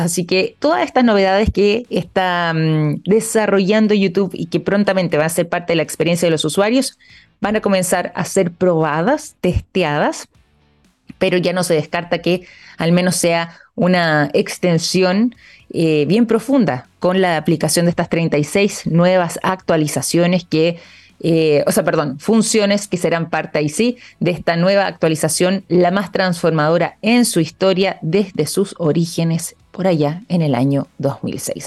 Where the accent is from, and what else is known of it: Chile